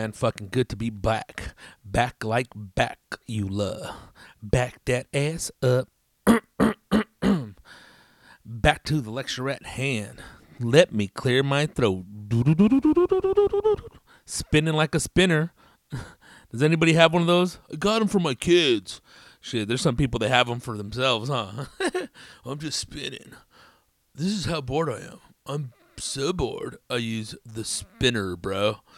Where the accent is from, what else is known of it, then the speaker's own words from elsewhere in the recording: Tempe, Arizona, United States; also born or lived in Phoenix; Carnal, I'm from Tempe, Arizona, Homes.